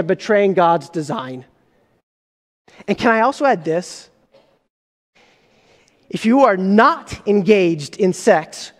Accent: United States; my mom and dad moved from Egypt to start a new life in America, and I am incredibly grateful to the sacrifices my mom and dad made to allow me to be born here or live in this country. I am an American

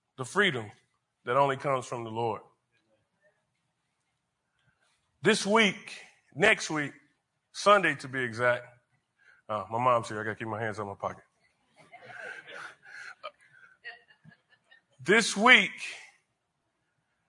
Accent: Wyandotte County, Kansas, United States; I grew up in Wyandotte County

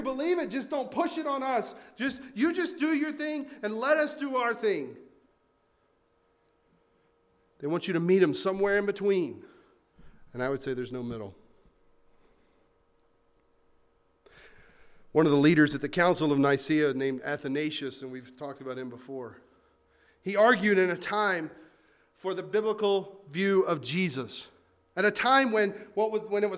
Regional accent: the South, United States; I grew up in the South.

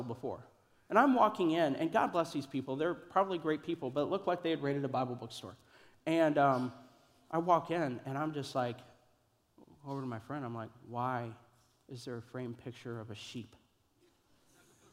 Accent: Kansas City, Missouri, United States; moved away; also born or lived in Columbia, Missouri; I grew up in Kansas City in Columbia

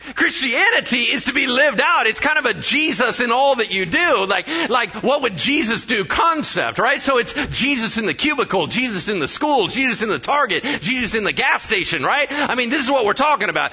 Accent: United States; I'm American, so I mispronounce everything.

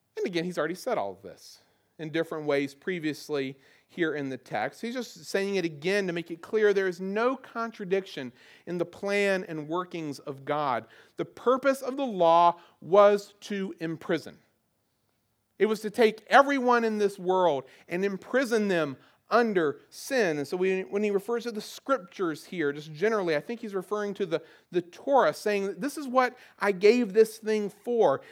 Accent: the South, Southern United States, United States; accent: southern; my old southern accent

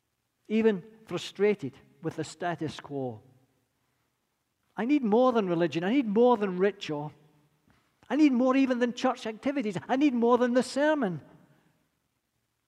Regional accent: Scotland, United Kingdom; accent: Scottish; now in United States; I'll never lose my accent. They say the Scots don't give away much, but definitely not going to give away the accent.

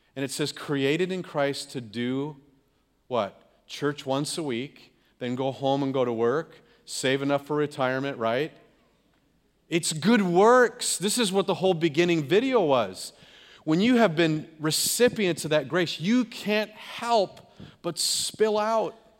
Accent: California, United States; Growing up in California, we'd have rainstorms and floods

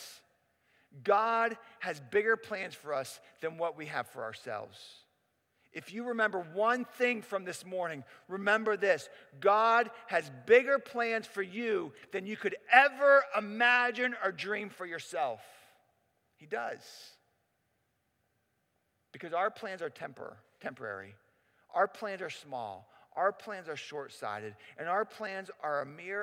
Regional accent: Pittsburgh, Pennsylvania, United States; moved away as an adult; also born or lived in Cincinnati; now in Pittsburgh, United States; I grew up in Pittsburgh

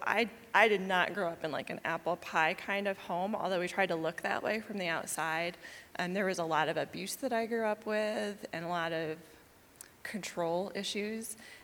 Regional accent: New York, United States; also born or lived in Myrtle Beach, South Carolina; I'm from a little bit of all over. I was born in New York, and we spent a lot of time traveling between New York and a little city down near Myrtle Beach.

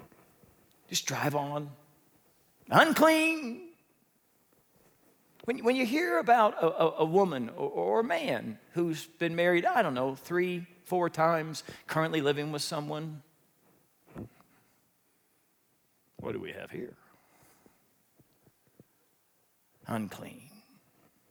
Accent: Midwest, United States; I grew up in the Midwest

